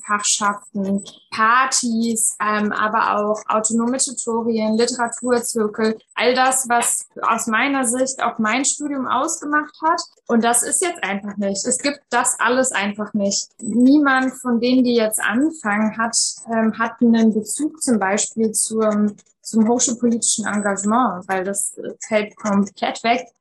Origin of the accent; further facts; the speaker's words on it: East Germany, Germany; moved away as an adult; also born or lived in Frankfurt am Main; ich bin äh, in der DDR noch geboren und dann in Ostdeutschland aufgewachsen